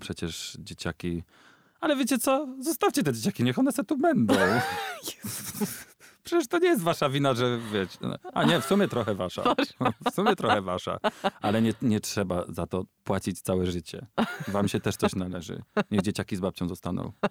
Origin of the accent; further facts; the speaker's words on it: Ostrów Wielkopolski, Greater Poland, Poland; moved away; do Ostrowa Wielkopolskiego, mojego rodzinnego miasta